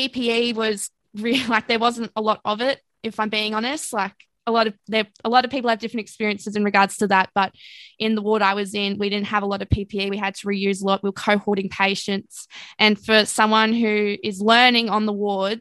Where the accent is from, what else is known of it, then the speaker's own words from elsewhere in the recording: Ipswich, Queensland, Australia; I grew up in Ipswich